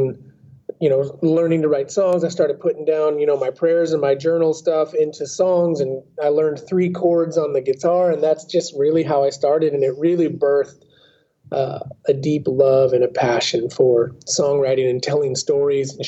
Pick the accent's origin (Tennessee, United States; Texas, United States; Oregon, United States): Oregon, United States; Southern; I am a Southern Oregon native, born and raised in Oregon in the Pacific Northwest